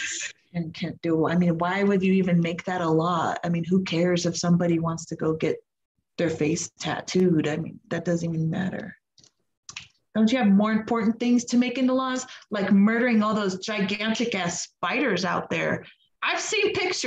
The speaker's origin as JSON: {"language": "English", "country": "United States", "said": "I'm American"}